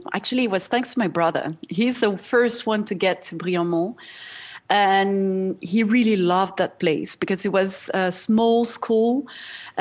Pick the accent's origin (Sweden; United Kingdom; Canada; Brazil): Brazil; also born or lived in Paris, France; now in Switzerland; I grew up in Brazil. I was born in Brazil